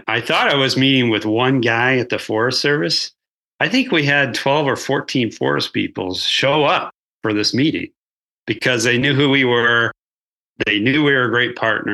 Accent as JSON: {"language": "English", "region": "Colorado", "country": "United States", "tie": "born or raised there", "said": "I was born here in Colorado"}